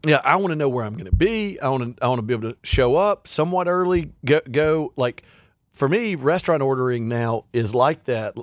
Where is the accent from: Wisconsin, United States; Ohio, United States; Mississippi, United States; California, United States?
Mississippi, United States; Pontotoc; I'm a redneck from Pontotoc, Mississippi